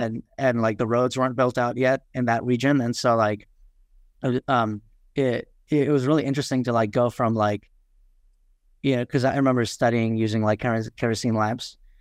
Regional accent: New York City, New York, United States; English is a second language; also born or lived in Kathmandu, Nepal / Far Western Nepal; I grew up in Queens, um, New York, uh, Forest Hills. And so of, you know, proud, proud to have grown up there

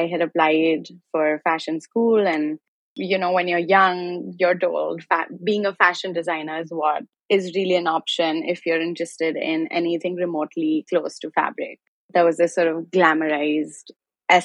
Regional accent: Delhi, India; now in Brooklyn, United States; I'm essentially a textile artist and a knitwear designer based in Brooklyn, and I'm originally from Delhi, India

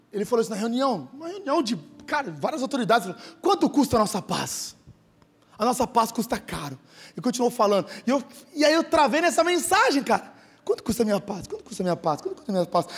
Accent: Sertãozinho, São Paulo, Brazil; now in Ribeirão Preto, Brazil; eu nasci em Sertãozinho

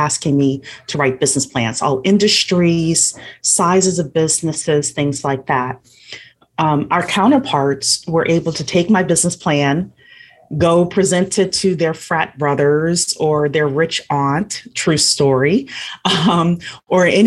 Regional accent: Louisiana, United States; moved away as an adult; also born or lived in Washington, D.C. area; I am from Louisiana. Originally, I came to the DC area

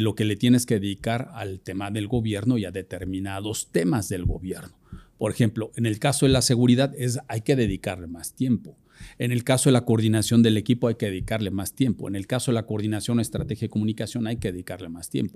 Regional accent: Puebla, Mexico; yo soy, soy un poblano

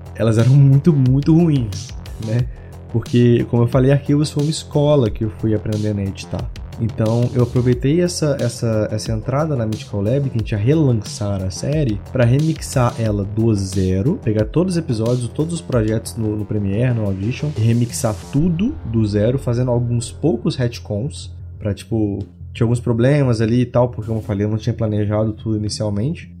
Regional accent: Minas Gerais, Brazil; eu sou de Minas

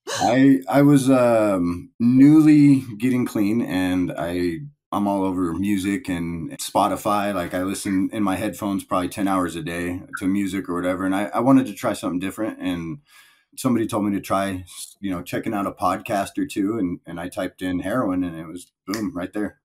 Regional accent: Palmdale, California, United States; also born or lived in Tehachapi, California; I was born and raised in Palmdale, California

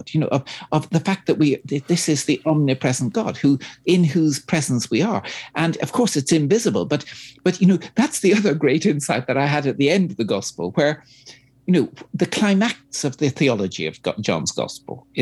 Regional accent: Dublin, Leinster, Ireland; I'm Irish myself, of course, I'm from the small Anglican Church of Ireland in, you know, 3% in Dublin.

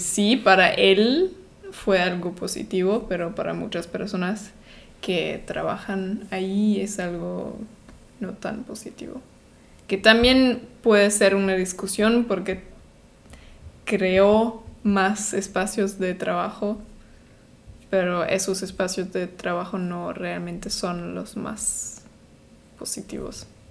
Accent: Germany; soy de Alemania

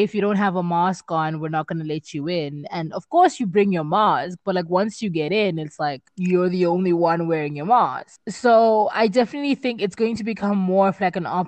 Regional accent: Zimbabwe; now in South Africa; I come from Zimbabwe

